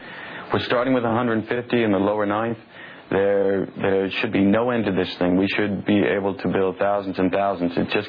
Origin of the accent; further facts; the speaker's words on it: United States; This is what we Americans do best